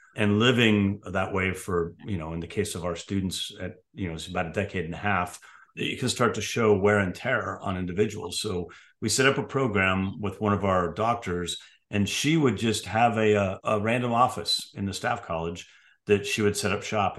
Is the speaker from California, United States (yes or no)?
yes; San Francisco, California, United States; moved away; I grew up in San Francisco, California